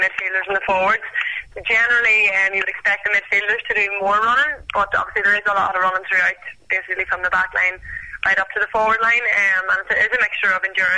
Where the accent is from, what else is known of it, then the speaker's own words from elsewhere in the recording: County Down, Northern Ireland, United Kingdom; moved away as an adult; now in Australia; where I come from